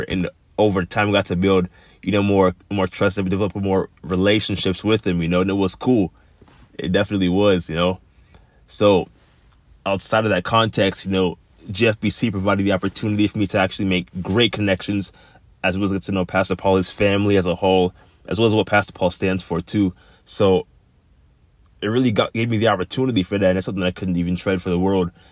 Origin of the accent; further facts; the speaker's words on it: Florida, United States; growing up in Florida